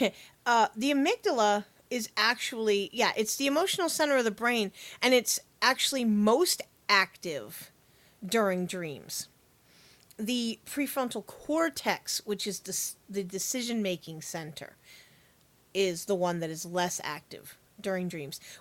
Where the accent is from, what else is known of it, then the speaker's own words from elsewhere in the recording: United States; accent: Yankee; It's my Yankee